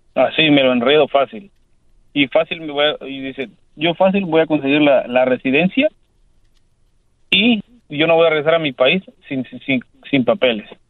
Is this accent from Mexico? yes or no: yes; Mexico; yo soy, un mexicano